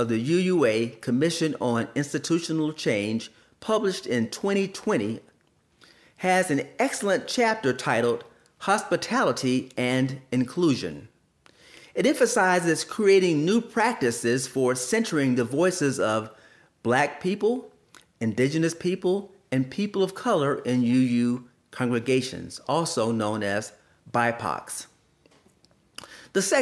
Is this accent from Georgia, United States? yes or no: yes; Columbus, Georgia, United States; I grew up in Columbus, Georgia, and attended many churches